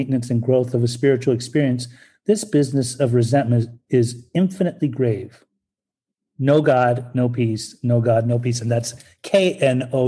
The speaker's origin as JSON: {"language": "English", "town": "Salt Lake City", "region": "Utah", "country": "United States", "tie": "born or raised there", "also_born_or_lived": "Germany", "said": "I'm Persian. I was born in Germany and raised in Salt Lake City, Utah"}